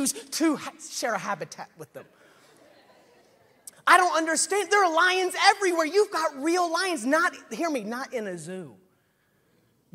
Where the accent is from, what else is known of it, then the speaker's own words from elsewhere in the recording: Nashville, Tennessee, United States; I'm from Nashville, Tennessee